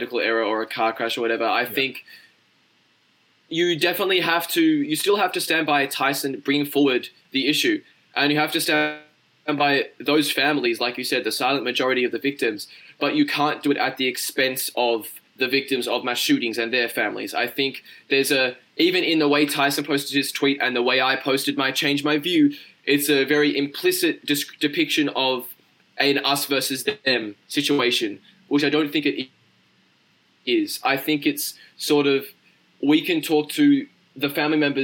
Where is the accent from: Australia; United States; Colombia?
Australia; I'm Australian.